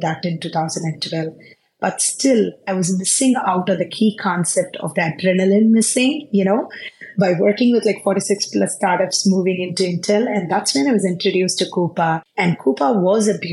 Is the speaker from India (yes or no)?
yes; Tiruchirappalli, Tamil Nadu, India; moved away as an adult; also born or lived in Bangalore / Palakkad; now in Silicon Valley, United States; I'm originally from Palakkad, born in Bangalore, brought up in Trichy